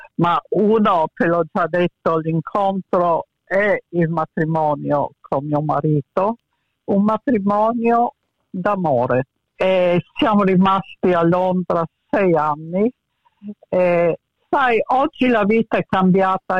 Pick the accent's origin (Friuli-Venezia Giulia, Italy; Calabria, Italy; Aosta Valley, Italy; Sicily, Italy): Friuli-Venezia Giulia, Italy; Muggia; also born or lived in Pula, Croatia / Venice; Muggia è una cittadina in provincia di Trieste dove sono cresciuta